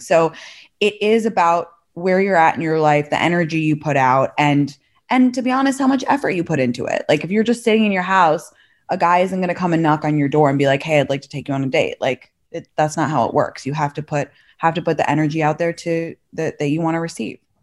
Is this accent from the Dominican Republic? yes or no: no; London, United Kingdom; also born or lived in San Francisco Bay Area / New York; now in Los Angeles, United States; I'm from London originally